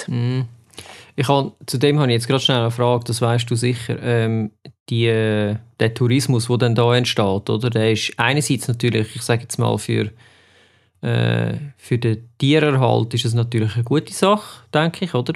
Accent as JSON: {"language": "German", "country": "Switzerland", "said": "bei uns in der Schweiz"}